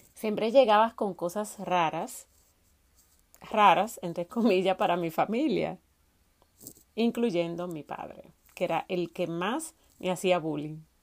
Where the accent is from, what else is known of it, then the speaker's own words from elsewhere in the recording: Salcedo, Hermanas Mirabal, Dominican Republic; de dónde soy, de dónde vengo, soy de Salcedo, es un municipio de la República Dominicana que está ubicado en la provincia Hermanas Mirabal